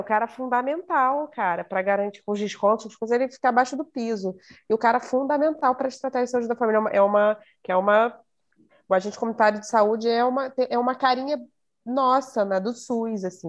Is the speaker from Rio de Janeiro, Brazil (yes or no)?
yes; Rio de Janeiro, Brazil; Eu sou, sou da Zona Norte do Rio de Janeiro, mas Nunca morei numa favela